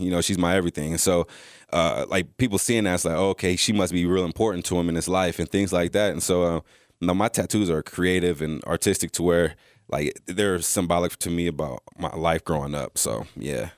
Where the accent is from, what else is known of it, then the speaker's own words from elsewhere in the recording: California, United States; moved away as an adult; also born or lived in Texas; I came from California